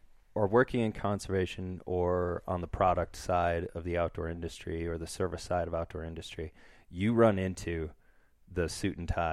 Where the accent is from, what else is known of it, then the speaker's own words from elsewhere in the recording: Wisconsin, United States; accent: northern Wisconsin; I think it took me forever to get rid of my northern Wisconsin accent.